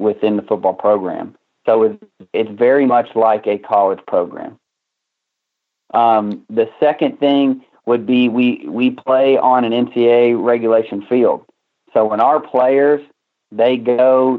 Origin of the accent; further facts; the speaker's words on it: Missouri, United States; moved away as an adult; now in Texas, United States; I'm actually originally from Missouri